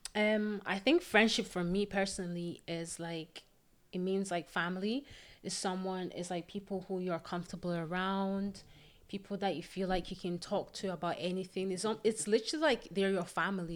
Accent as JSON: {"language": "English", "country": "Nigeria", "also_born_or_lived": "Scotland", "moved": "yes", "lives_now": "Paisley, United Kingdom", "said": "I am originally from Nigeria. Yeah. And I currently live in Scotland."}